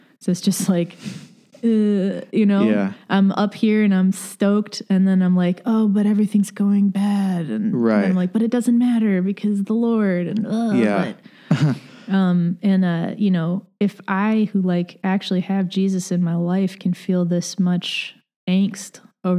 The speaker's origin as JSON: {"language": "English", "town": "Batavia", "region": "New York", "country": "United States", "tie": "born or raised there", "also_born_or_lived": "Los Angeles, United States", "said": "So I grew up in Batavia. My dad works for the state, and he has for most of my life. Like, before that, my parents were both teachers in Southern California in the L.A. area, and I was there with them early in life"}